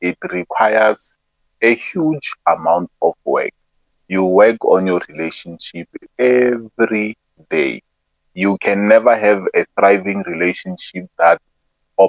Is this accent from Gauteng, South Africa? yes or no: yes; Soshanguve, Gauteng, South Africa; I'm from Sosha